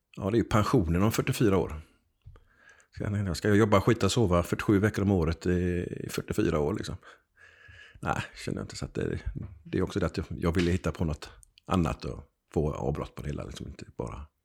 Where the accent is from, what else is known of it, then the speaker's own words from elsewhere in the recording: Gothenburg, Västra Götaland, Sweden; jag är född i Backa på Hisingen.